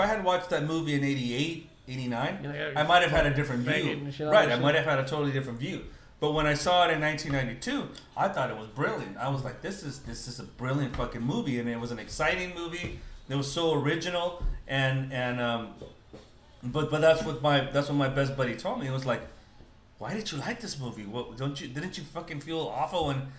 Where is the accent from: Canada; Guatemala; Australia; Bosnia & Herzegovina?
Guatemala; now in United States; If you're from Mexico and I'm from Guatemala, why would I be talking to you in bad English?